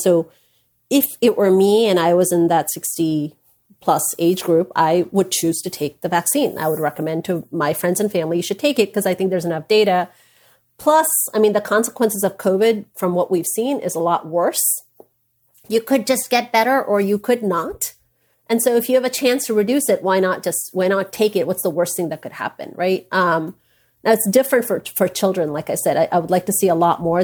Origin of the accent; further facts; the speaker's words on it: India; I'm an Indian woman. I was born into an Indian family